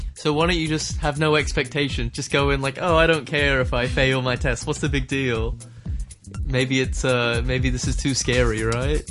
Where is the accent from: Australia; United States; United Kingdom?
Australia; I'm Australian